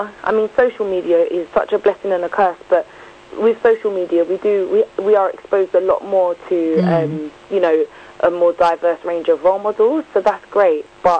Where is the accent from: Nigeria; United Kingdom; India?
United Kingdom; me, I would just say I'm black British. The countries I'm from are Mauritius, Jamaica and Grenada.